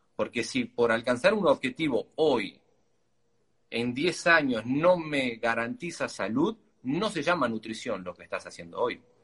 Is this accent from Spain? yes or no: no; Argentina; Siendo argentino